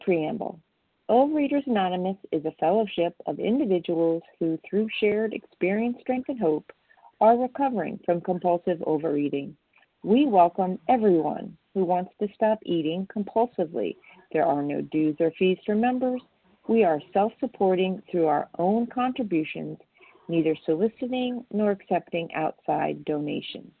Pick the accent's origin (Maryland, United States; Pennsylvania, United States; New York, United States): Maryland, United States; now in Florida, United States; from Maryland, currently in Florida